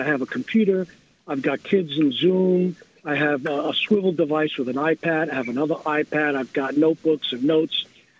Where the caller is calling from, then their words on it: New York City, New York, United States; I'm calling from New York City.